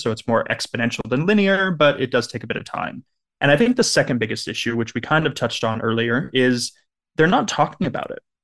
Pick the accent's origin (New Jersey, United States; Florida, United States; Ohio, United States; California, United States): California, United States; Southern; I grew up in Southern California